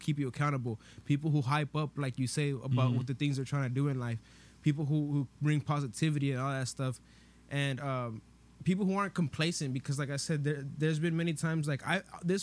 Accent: Los Angeles, California, United States; we're from Van Nuys

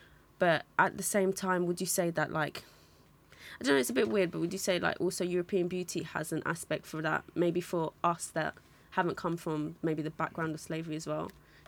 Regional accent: Nigeria; now in London, United Kingdom; for me, I'm Nigerian, so I haven't come from that like direct background, but like living in London or living in England, I've seen that a lot as well.

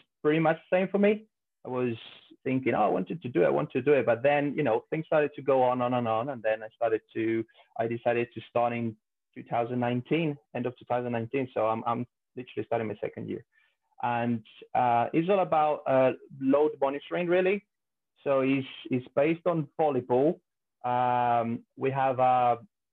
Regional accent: Spain; also born or lived in Italy; moved to Spain really young, about 5 years old. So I did all my schooling and high school or university in Spain

